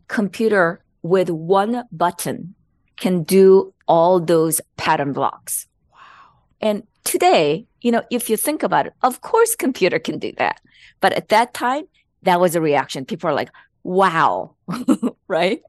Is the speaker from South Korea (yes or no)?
yes; South Korea; born or raised there; English is a second language; moved away as an adult; also born or lived in Los Angeles, United States; now in United States